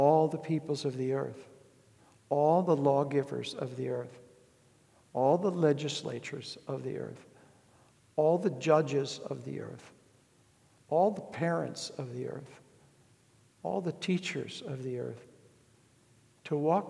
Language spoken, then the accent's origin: English; United States; I was raised in the tail end of that old America